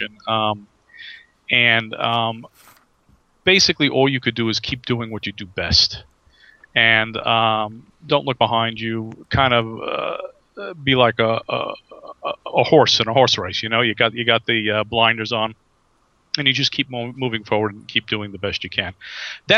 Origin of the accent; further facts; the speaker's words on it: New York, United States; I'm from the East Coast. I'm from New York